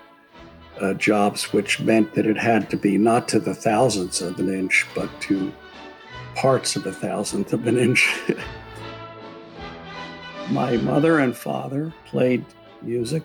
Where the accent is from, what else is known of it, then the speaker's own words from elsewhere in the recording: Philadelphia, Pennsylvania, United States; moved away; I was born in Philadelphia to Angelina and Alfred